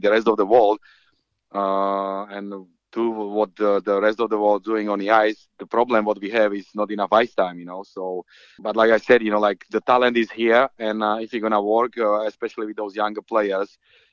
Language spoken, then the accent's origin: English; Slovakia; now in United Kingdom; I'm from Slovakia, you know, which is a hockey country